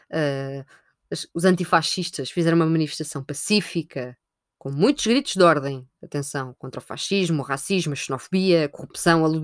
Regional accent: Portugal; enquanto portugueses

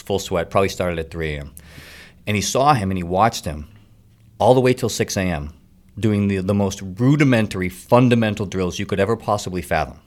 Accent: Middleton, Massachusetts, United States; I grew up in Middleton, small town on the North Shore.

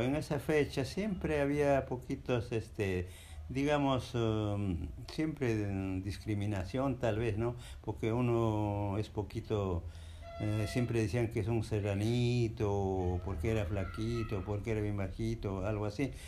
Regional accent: Jauja, Junín, Peru; moved away as an adult; yo soy de la provincia de Jauja. En las épocas del año 1965 empecé el colegio

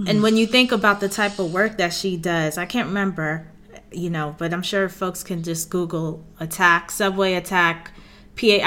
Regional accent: New York City, New York, United States; I'm from Queens, New York

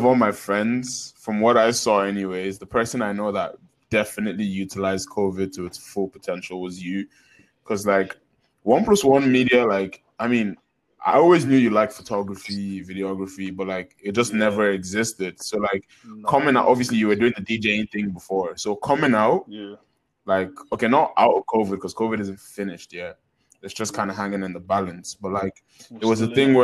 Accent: Nigeria; we're all Nigerian boys now

